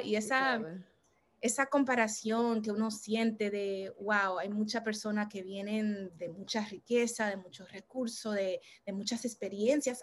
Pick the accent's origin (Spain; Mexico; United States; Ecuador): United States; New York City, New York; en el Bronx, eh, que es donde nací, donde crecí